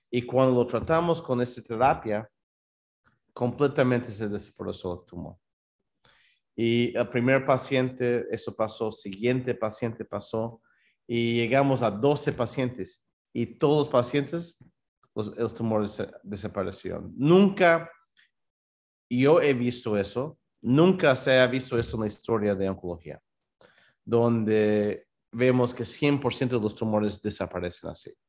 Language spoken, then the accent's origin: Spanish; New York, United States; born there; Yo nací aquí en Nueva York. Mis papás, los dos son peruanos. Mi mamá es de Trujillo, y mi papá es de un pueblo pequeño que se llama Cascas, entre Cajamarca y Trujillo.